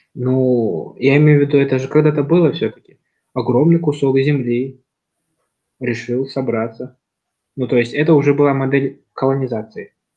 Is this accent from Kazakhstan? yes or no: yes; Kazakhstan; я, там, казах, то, что я, там, часть, вот, Казахстана